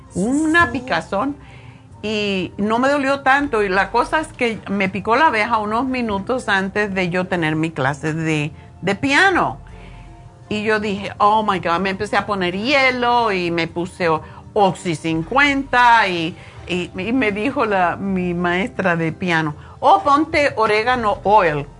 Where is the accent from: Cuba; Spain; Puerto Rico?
Cuba; moved away as an adult; also born or lived in Los Angeles; me fui de Cuba